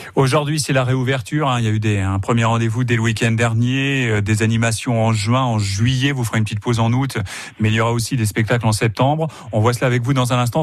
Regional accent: Sarthe, Pays de la Loire, France; chez nous en Sarthe

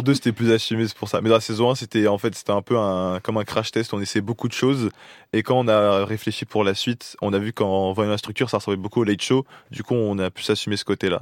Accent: Paris, Île-de-France, France; je suis parisien

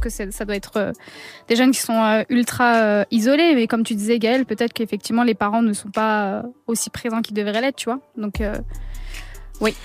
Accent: Villiers-sur-Marne, Île-de-France, France; de base, je suis de, enfin, je suis de Villiers-sur-Marne

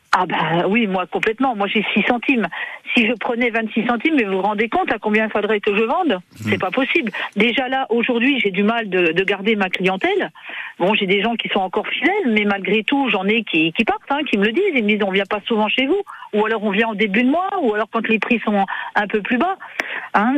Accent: Territoire de Belfort, Bourgogne-Franche-Comté, France; moved away; je suis de Franche-Comté, je suis mmh. du territoire de Belfort

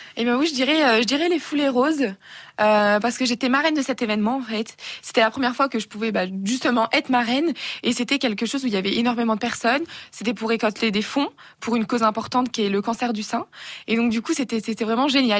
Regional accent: Burgundy, Bourgogne-Franche-Comté, France; je viens de la Bourgogne

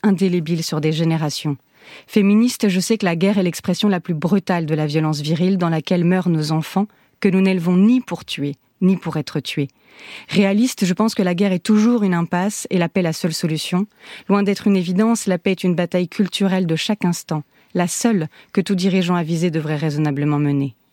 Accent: Lorraine, Grand Est, France; Je suis Lorraine

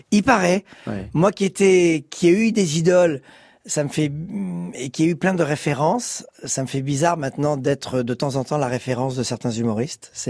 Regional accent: Bordeaux, Nouvelle-Aquitaine, France; Je suis arrivé de Bordeaux et en quatre mois, ça y est, j'étais euh, j'étais dans le showbiz.

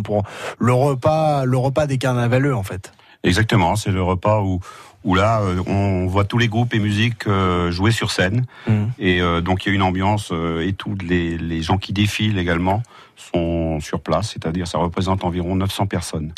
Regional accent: Argentré-du-Plessis, Brittany, France; now in Vitré, France; J'habite à Vitré depuis 39 ans. Mmh. Je ne suis pas né à Vitré, je suis né à argentré du plessis

